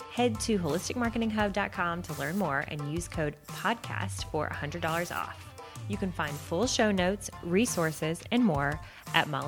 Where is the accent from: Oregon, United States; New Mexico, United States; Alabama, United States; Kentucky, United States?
Alabama, United States; accent: Southern; also born or lived in San Diego; And I said, and I used to sound a lot more Southern. I'm from Alabama, but I, uh, we lived in San Diego for six years and we've lived.